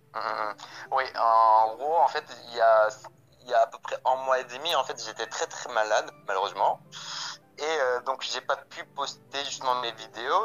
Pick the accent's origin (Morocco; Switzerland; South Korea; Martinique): South Korea; Busan; French is a second language; moved away as an adult; now in France; je suis né à Busan